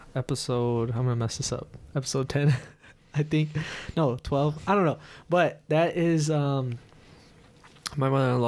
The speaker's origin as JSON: {"language": "English", "town": "Aurora", "country": "United States", "tie": "born or raised there", "said": "I grew up in Aurora, too, and it's like if you're in the wrong part of Aurora, you can definitely end up not doing the best things that you're not supposed to."}